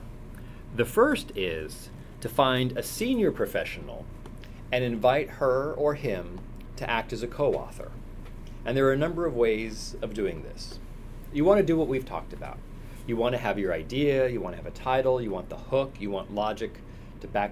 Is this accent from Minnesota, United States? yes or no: no; San Francisco, California, United States; I'm from San Francisco